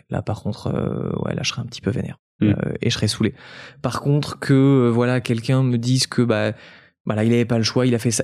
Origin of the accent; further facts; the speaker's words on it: French Riviera, Provence-Alpes-Côte d'Azur, France; now in Paris, France; mes parents viennent de, la Côte d'Azur et je suis natif de la Côte d'Azur.